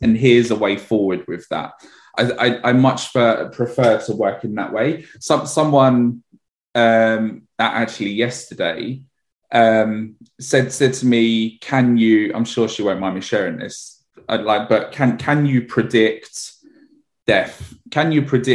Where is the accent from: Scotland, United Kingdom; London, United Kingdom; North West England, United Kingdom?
London, United Kingdom; I grew up in Edmonton in North London